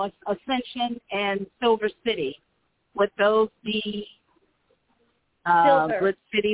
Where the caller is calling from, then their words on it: Las Cruces, New Mexico, United States; calling from Las Cruces, New Mexico.